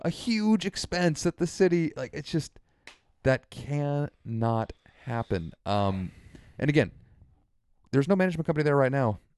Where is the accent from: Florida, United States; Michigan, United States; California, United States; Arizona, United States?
California, United States; Santa Rosa; I was born here in Santa Rosa